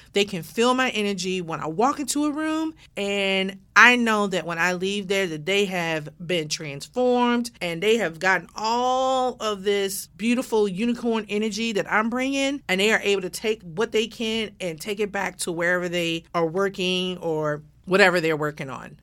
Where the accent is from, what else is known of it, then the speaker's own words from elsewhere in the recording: Baltimore, Maryland, United States; now in Atlanta, United States; born and raised in Baltimore, Maryland